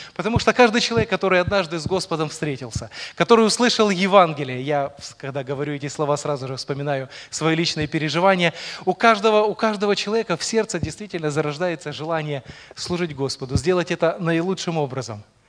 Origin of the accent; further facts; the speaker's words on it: Rivne Oblast, Ukraine; moved away as an adult; now in Poltava, Ukraine; родился, вырос я в совершенно другом конце Украины, родом я из Ровенской области